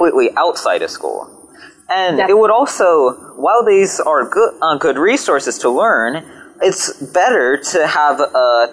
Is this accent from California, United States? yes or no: yes; California, United States; my home state of California